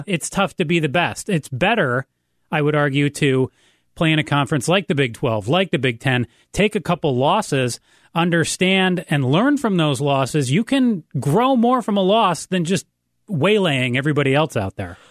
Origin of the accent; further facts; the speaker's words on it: Ann Arbor, Michigan, United States; moved away; I grew up in Ann Arbor